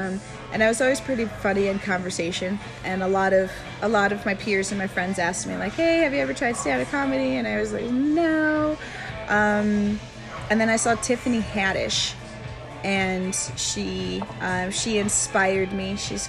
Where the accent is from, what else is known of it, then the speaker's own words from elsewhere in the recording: Castle Rock, Colorado, United States; also born or lived in Denver / Montana / Cheyenne, Wyoming; I'm from Denver. Denver? Yes. Yes, I am. But I grew up in Castle Rock.